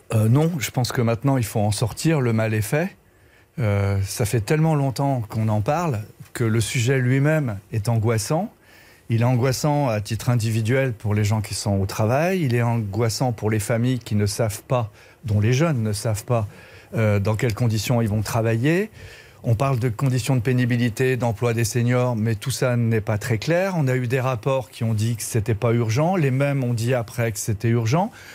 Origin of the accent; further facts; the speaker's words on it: Brittany, France; Je suis breton